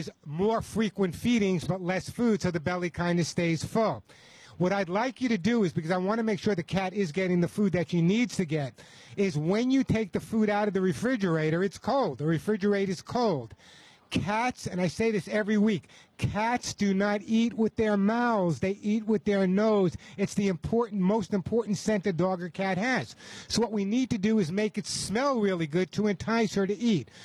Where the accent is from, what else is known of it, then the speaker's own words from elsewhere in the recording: New York, United States; I'm from New York